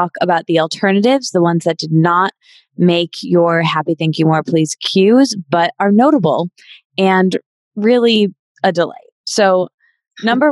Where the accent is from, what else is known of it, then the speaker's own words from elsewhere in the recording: Michigan, United States; … and I are both from Michigan